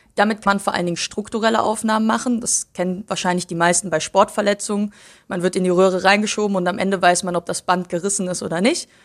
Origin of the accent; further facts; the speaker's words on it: Cologne, North Rhine-Westphalia, Germany; Ich bin in Köln geboren, aufgewachsen